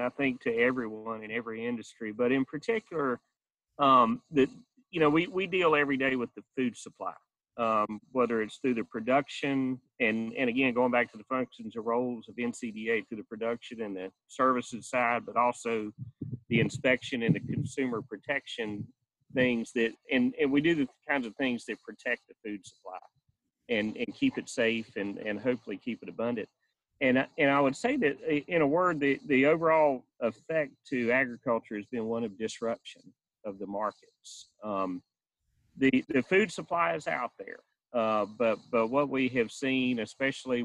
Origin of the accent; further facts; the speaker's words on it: Carthage, North Carolina, United States; I live in Moore County near Carthage, North Carolina, and I actually live on a family farm here that I grew up on